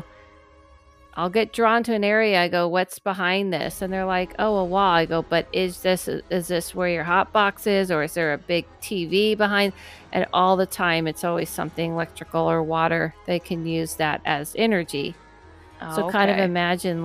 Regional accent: California, United States; I grew up in California.

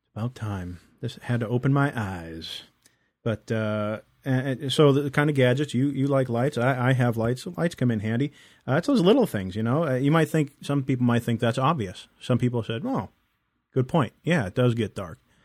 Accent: East Coast, United States; moved away; also born or lived in California; growing up on the East Coast

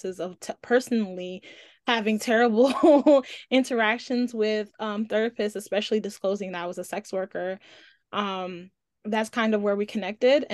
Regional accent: New York City, New York, United States; I'm also from Brooklyn

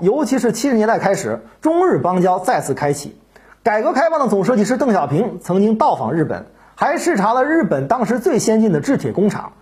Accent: China; 作为中国人

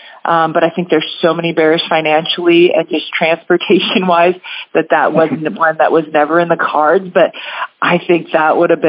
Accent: Spanaway, Washington, United States; Oh, well, I grew up over in the Spanaway area, kind of Spanaway-Tacoma area. My dad was in the military, and so he was stationed over there.

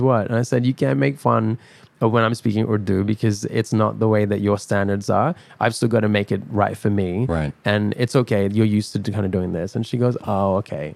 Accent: Perth, Western Australia, Australia; also born or lived in Dubai, United Arab Emirates; my background is Pakistani, hmm. and I grew up in Dubai, and I grew up in Perth

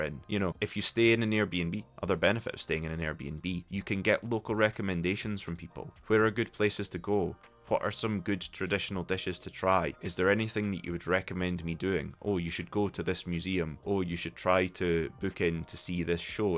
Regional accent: Scotland, United Kingdom; accent: Scottish; I don't have a particularly strong Scottish accent

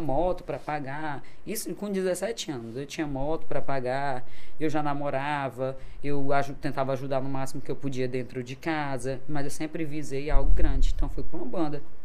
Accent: Imperatriz, Maranhão, Brazil; Nasci aqui em Imperatriz. Sou imperatrizense, sou maranhense, graças a Deus, com muito orgulho

